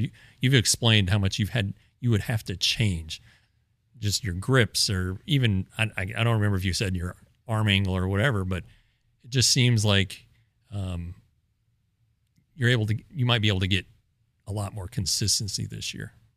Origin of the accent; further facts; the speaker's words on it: Colorado, United States; I grew up in Colorado, so I kinda remember the first Rockies season was my s, senior year of high school.